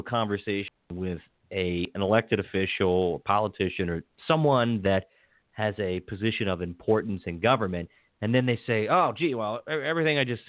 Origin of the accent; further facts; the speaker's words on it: Hagerstown, Maryland, United States; moved away; I got a good friend down at Herald Mail in Hagerstown, C.J. Lovelace, and that was my hometown newspaper